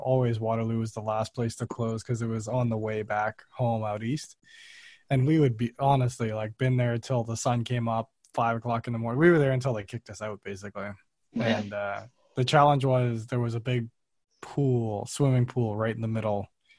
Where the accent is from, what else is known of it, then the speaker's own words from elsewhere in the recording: Nassau, New Providence, Bahamas; You made me think of one of the bars that we grew up with in Nassau too.